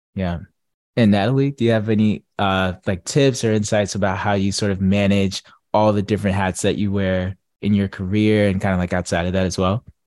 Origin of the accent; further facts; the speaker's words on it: Atlanta, Georgia, United States; I'm from Atlanta